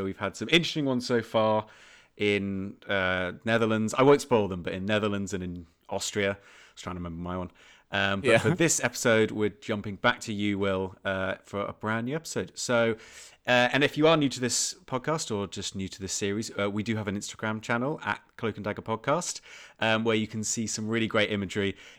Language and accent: English; England, United Kingdom; Well, we are English, so it's, you know, insert topical historical reference here.